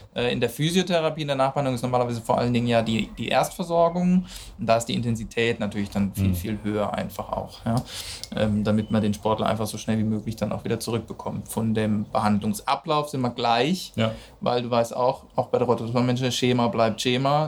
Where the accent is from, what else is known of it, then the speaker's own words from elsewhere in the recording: Cologne, North Rhine-Westphalia, Germany; als Kölner